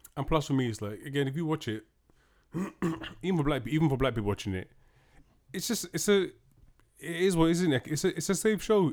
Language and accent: English; United Kingdom; we are British